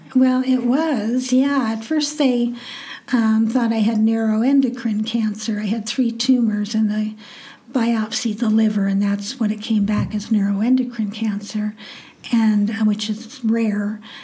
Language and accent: English; Nebraska, United States; I grew up in Nebraska and went to the University of Nebraska at Lincoln